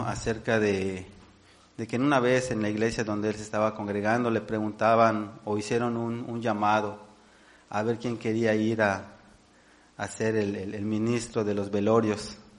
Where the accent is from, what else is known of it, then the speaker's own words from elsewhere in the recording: Mexico; nosotros como, como mexicanos